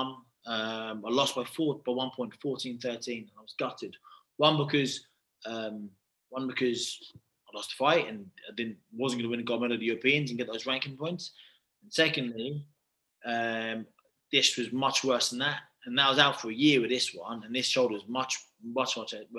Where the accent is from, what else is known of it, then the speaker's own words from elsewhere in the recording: United Kingdom; I'm not Nigerian. I'm 100% British